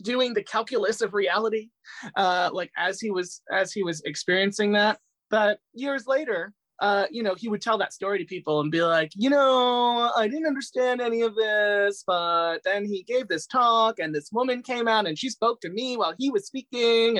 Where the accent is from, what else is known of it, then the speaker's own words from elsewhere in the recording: Fairfield County, Connecticut, United States; also born or lived in Medellin, Colombia; I grew up in a small town in Connecticut